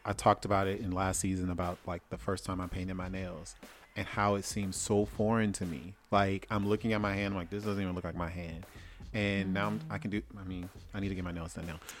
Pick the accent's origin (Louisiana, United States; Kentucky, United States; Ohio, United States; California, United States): Louisiana, United States; moved away; I'm from Louisiana.